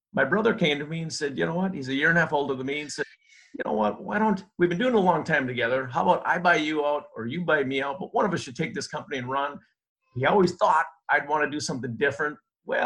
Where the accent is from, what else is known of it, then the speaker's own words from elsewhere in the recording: Minnesota, United States; I grew up in Minnesota. I'm a Minnesota guy, born and raised